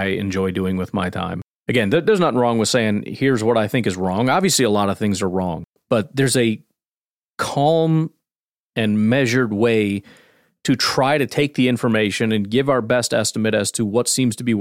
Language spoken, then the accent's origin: English; Illinois, United States; I grew up in Illinois, but my dad was from Wisconsin